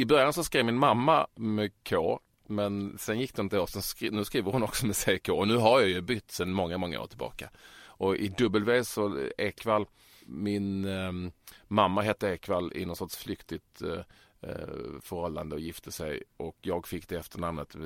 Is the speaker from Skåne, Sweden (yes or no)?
yes; Malmö, Skåne, Sweden; jag är ju bördig från Malmö och uppväxt där